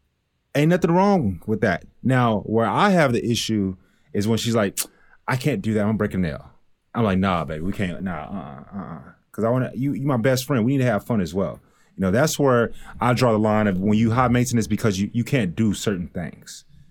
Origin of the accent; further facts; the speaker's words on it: Texas, United States; you're from Miami. I'm from Texas. It's different.